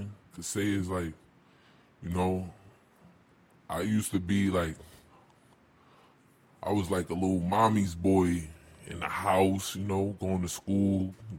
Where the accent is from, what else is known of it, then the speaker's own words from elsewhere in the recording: New York City, New York, United States; I'm from Bed-Stuy